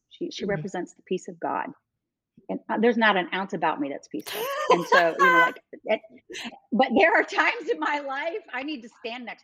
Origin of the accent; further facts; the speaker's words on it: New York, United States; now in Dallas, United States; because when I came to Dallas from New York, I didn't fit in.